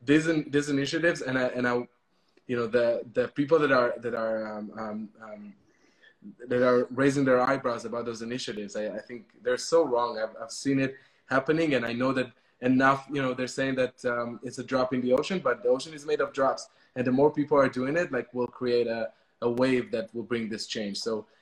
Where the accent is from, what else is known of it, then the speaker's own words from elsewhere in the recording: Israel; I was born in Israel